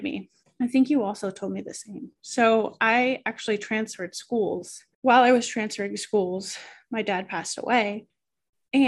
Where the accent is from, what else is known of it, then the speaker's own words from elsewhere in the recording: Oxford, Massachusetts, United States; I grew up in Oxford, Massachusetts.